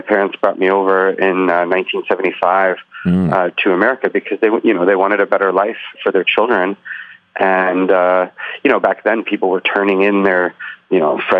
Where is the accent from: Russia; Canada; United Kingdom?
Russia; Saint Petersburg; born there; moved away; I was born in the Soviet Union. I was born in Leningrad, which is now St. Petersburg, in the Soviet Union, which is now Russia.